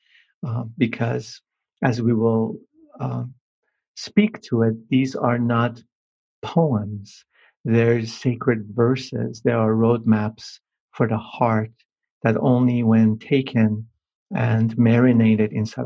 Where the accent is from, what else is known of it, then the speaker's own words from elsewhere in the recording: Iran; moved away; being Persian and having been born and raised in Iran